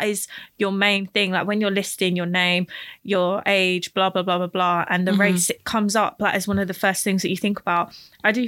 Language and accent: English; United Kingdom; I'm British too